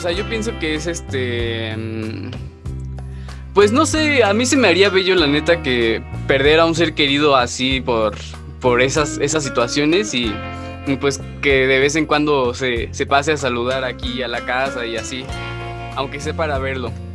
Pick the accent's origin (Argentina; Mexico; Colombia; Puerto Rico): Mexico; para nosotros como mexicanos